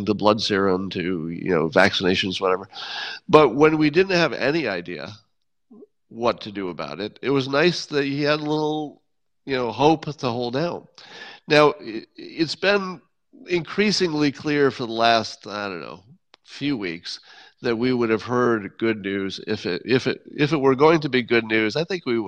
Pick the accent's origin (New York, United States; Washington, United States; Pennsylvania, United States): New York, United States; Windham; moved away; my hometown of Wyndham